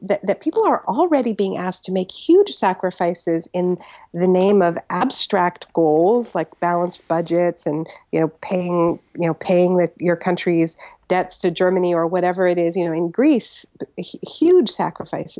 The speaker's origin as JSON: {"language": "English", "country": "Canada", "said": "I'm Canadian"}